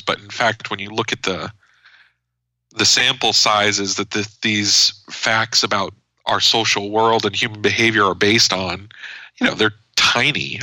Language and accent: English; United States; as an American